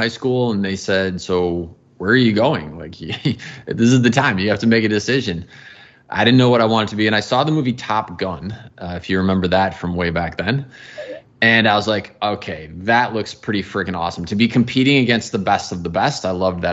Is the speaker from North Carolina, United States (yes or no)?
no; outside of the Chicago area, Illinois, United States; moved away; I grew up outside of the Chicago area